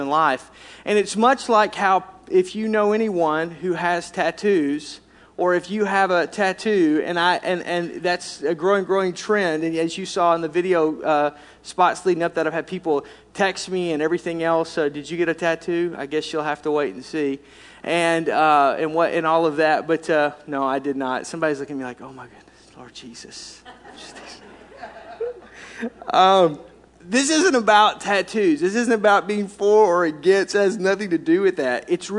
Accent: Arkansas, United States; I was raised in Arkansas, if you couldn't tell by my accent

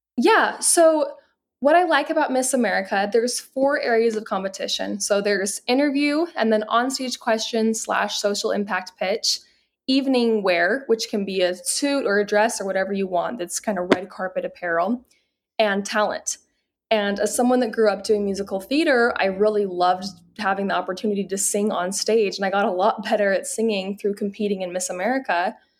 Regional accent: Salt Lake City, Utah, United States; I'm born and raised in Salt Lake City

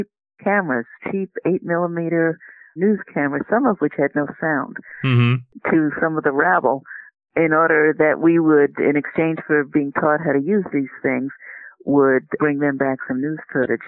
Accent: New York City, New York, United States; I grew up in New York City.

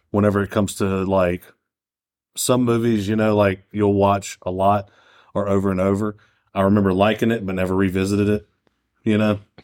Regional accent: United States; We're fucking American

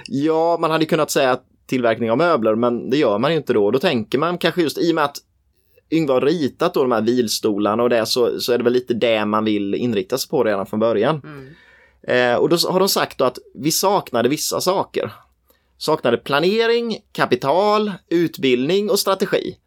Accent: Nässjö, Jönköping County, Sweden; jag är ju från Nässjö

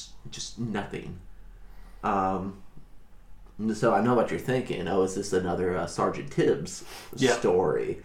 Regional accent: the South, United States; growing up in the South

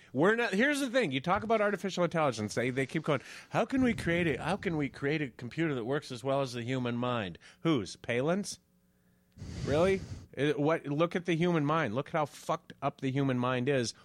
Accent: Moorhead, Minnesota, United States; I grew up in Morehead

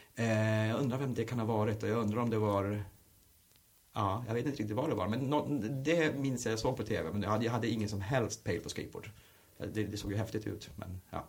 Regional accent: Luleå, Norrbotten County, Sweden; moved away as an adult; now in Stockholm, Sweden; på bostadsområdet Hertsön där jag växte upp

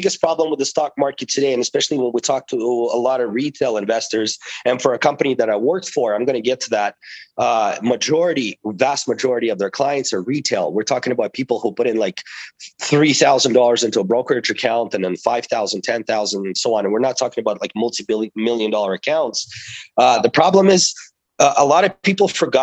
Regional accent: Toronto, Ontario, Canada; also born or lived in Russia; I grew up in Toronto. I am from an immigrant family. We immigrated to Toronto when I was 12 years old from Russia, and I grew up there.

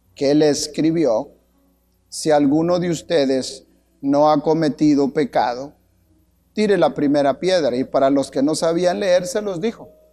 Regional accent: Guatemala; moved away; Como decía un comercial allá en mi tierra

